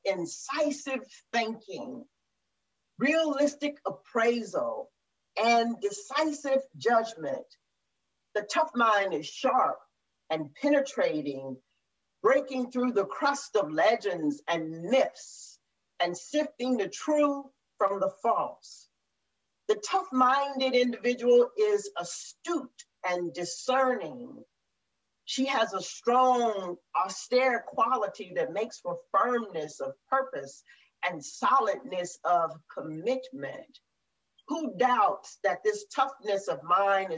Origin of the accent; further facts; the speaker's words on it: Murfreesboro, Tennessee, United States; moved away; I grew up in Murfreesboro, Tennessee